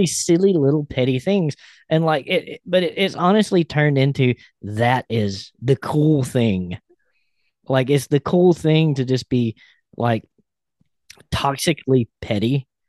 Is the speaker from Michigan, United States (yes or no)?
no; Alabama, United States; I grew up in Alabama.